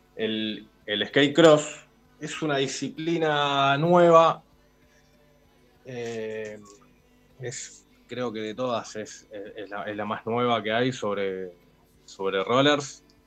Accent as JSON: {"language": "Spanish", "region": "Buenos Aires", "country": "Argentina", "said": "Yo soy de Capital"}